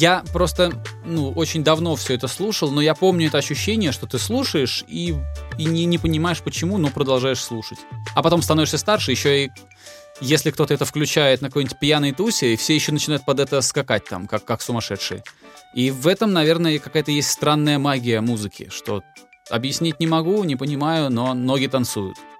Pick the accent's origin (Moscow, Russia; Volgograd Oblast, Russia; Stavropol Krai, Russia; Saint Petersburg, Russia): Volgograd Oblast, Russia; Volgograd; я же с Волги, вот, и сам я жил в Волгограде, но на лето к бабушке меня отправляли через Волгу